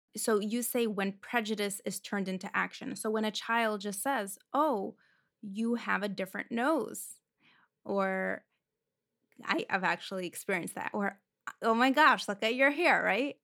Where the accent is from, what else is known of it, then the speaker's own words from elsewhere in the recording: Moscow, Russia; moved away; I grew up in Moscow, Russia.